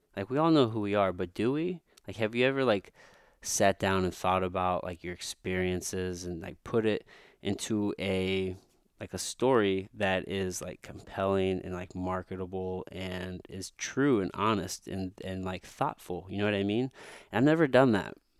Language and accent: English; Missouri, United States; I'm from a fucking dirt road in the backwoods of Missouri, from a small town, this, which actually, I grew up mostly on my grandmother's farm.